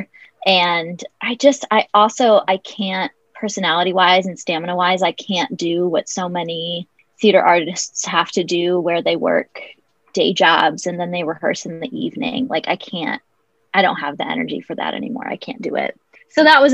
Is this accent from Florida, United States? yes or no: no; Iowa, United States; also born or lived in Virginia; now in Pittsburgh, United States; I currently live in Pittsburgh. I'm from Iowa originally by way of Virginia.